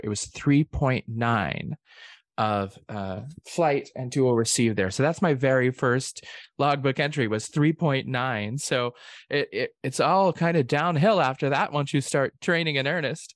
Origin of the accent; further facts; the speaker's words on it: Oklahoma, United States; I'm from Oklahoma